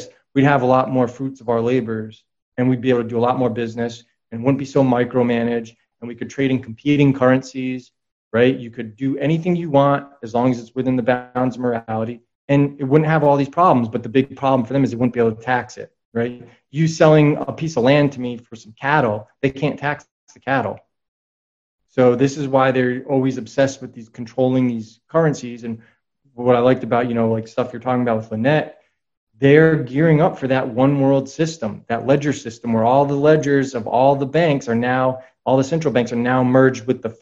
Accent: New England, United States; I come from New England

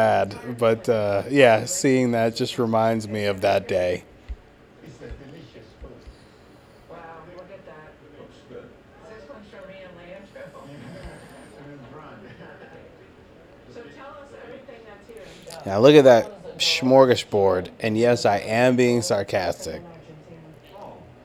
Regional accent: United States; I'm an American

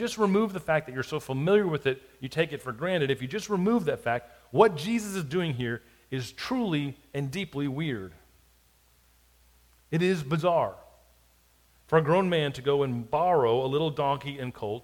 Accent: South Florida, United States; now in Hattiesburg, United States; I grew up in South Florida

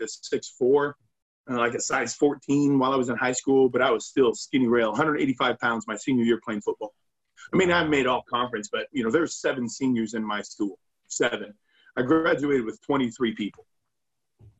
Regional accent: Iowa, United States; moved away; I'm originally from the Midwest, from Iowa

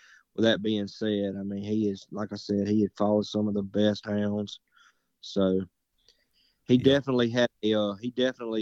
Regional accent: Morton, United States; I'm from Morton

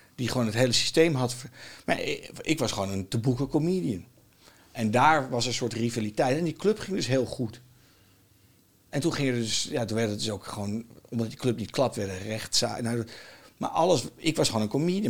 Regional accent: Netherlands; accent: Dutch; mijn accent was een beetje Nederlands

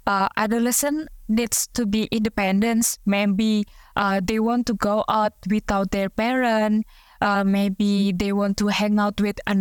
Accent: Indonesia; difficult, I think, for Indonesian like me.

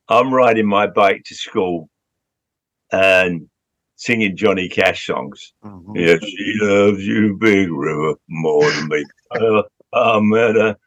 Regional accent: London, United Kingdom; I grew up in Southwest London in Hounslow. And then when I was 15, I moved to Central London

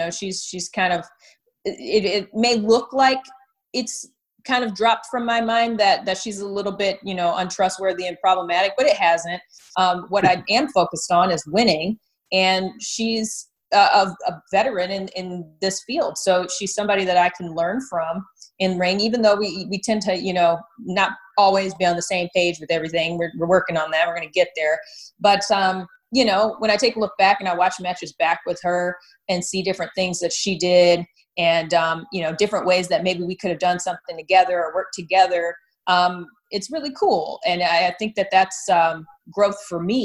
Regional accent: Detroit, Michigan, United States; moved away as an adult; also born or lived in Miami; I grew up, I was born and raised in the Detroit metro area.

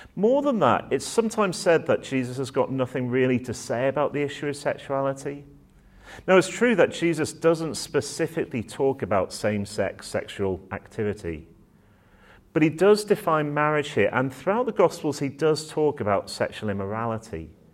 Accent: Manchester, North West England, United Kingdom; now in Oxford, United Kingdom; I'm a northerner at heart, so I was born up in Manchester

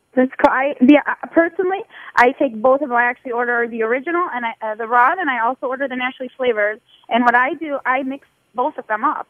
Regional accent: Toledo, Ohio, United States; I'm from Toledo. I guess we talk really fast

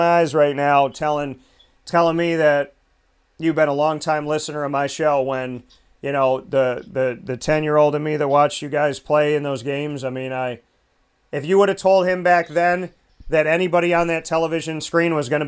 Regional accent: Syracuse, New York, United States; repping my hometown in a fantastic way

